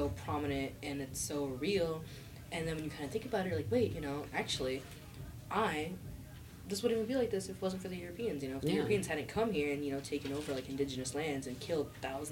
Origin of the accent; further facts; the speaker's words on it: the Valley, California, United States; I was born in California. My mom's from San Jose. I'm from the Valley.